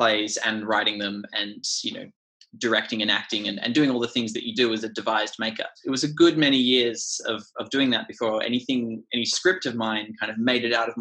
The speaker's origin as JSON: {"language": "English", "town": "Canberra", "region": "Australian Capital Territory", "country": "Australia", "moved": "as an adult", "lives_now": "London, United Kingdom", "said": "I'm a playwright from Canberra in Australia originally, and I began as a kind of independent theatre maker in that Canberra indie theatre community"}